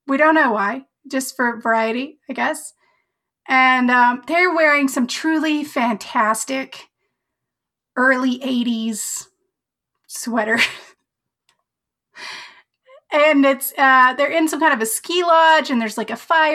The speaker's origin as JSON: {"language": "English", "region": "Colorado", "country": "United States", "said": "I'm from Colorado"}